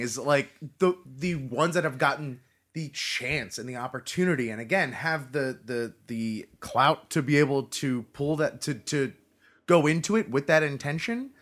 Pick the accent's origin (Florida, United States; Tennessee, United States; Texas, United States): Florida, United States; I was born and live in Florida